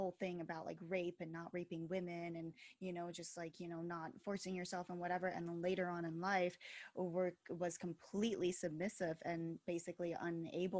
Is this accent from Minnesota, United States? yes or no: no; Philadelphia, Pennsylvania, United States; I'm from Philadelphia